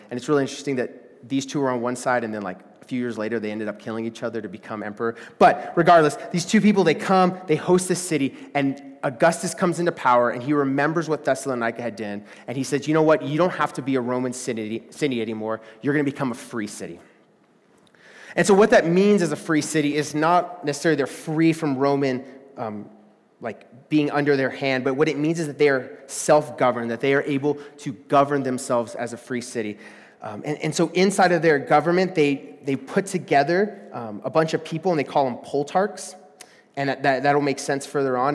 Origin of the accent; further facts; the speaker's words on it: Texas, United States; moved away; I'm from Texas